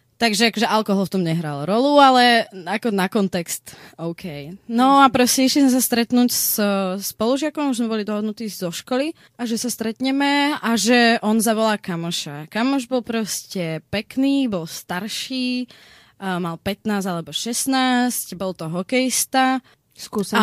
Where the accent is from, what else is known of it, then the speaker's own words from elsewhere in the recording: Slovakia; ja som zo Slovenska